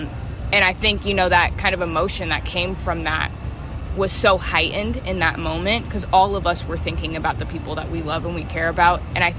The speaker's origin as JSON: {"language": "English", "town": "Chicago", "region": "Illinois", "country": "United States", "moved": "yes", "lives_now": "Bakersfield, United States", "said": "I am Black and Puerto Rican. I'm originally from the Chicago area, and now I'm currently living in Bakersfield, California."}